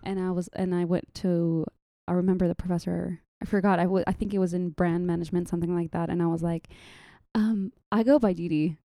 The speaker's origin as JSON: {"language": "English", "country": "Saudi Arabia", "tie": "born or raised there", "also_born_or_lived": "Jordan", "accent": "mixture of Saudi, Lebanese, Jordanian, Palestinian", "moved": "as an adult", "lives_now": "Dallas, United States", "said": "I am, uh, originally a Palestinian Jordanian, and I was raised in Saudi my whole lifetime"}